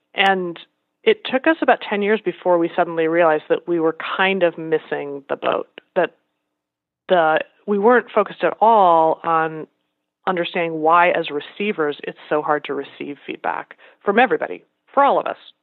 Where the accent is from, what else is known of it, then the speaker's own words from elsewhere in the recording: Iowa and Nebraska, Midwest, United States; moved away as an adult; also born or lived in Los Angeles, California / Massachusetts; I grew up in Iowa and Nebraska.